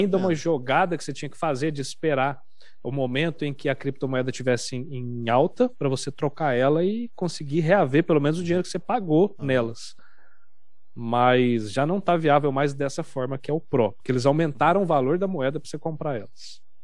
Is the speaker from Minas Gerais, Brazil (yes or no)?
yes; Uberaba, Minas Gerais, Brazil; moved away as an adult; now in São Paulo, Brazil; Eu sou de Uberaba, Minas Gerais